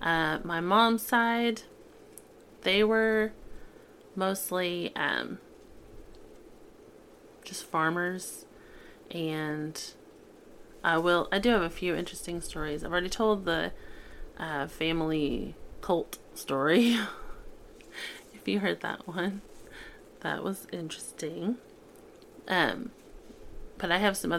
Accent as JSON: {"language": "English", "region": "Oklahoma", "country": "United States", "tie": "born or raised there", "said": "I grew up in Oklahoma"}